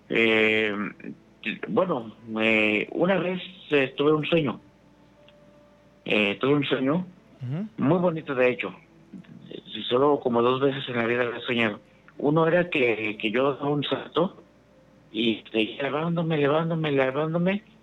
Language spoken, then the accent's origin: Spanish; Ciudad Valles, San Luis Potosí, Mexico; soy del, de Ciudad Valles